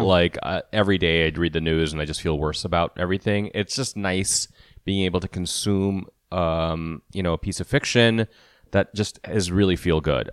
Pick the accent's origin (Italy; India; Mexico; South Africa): India; I am Indian, so I can make that accent